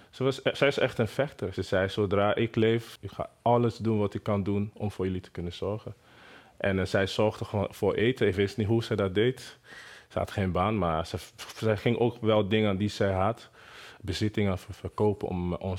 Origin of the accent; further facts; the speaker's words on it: Benin City, Edo, Nigeria; Dutch is a second language; moved away as an adult; also born or lived in Lagos, Nigeria; now in Netherlands; in Benin City. dat is een, een stad in Nigeria. En daar uh, behoren Edo-stam. Dus ik kom uit Edo-stam, Edo-mensen. Dus we hebben echt een koninkrijk. Dus zo wordt het nog steeds genoemd. Ik ben een Edo-stam, uh, geboren